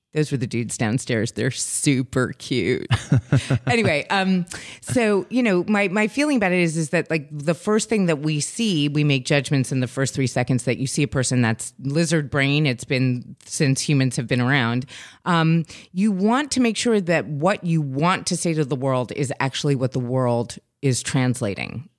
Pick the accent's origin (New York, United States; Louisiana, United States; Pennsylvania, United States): New York, United States; New York City; I grew up in New York City